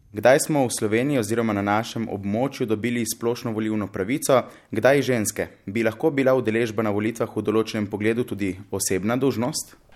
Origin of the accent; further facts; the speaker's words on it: Koper, Coastal–Karst, Slovenia; prihajam iz Kopra, obiskujem gimnazijo Koper